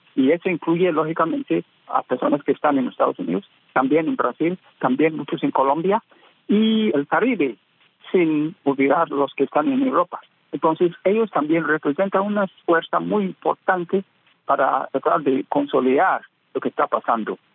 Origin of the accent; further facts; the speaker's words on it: Ghana; en mi país, Ghana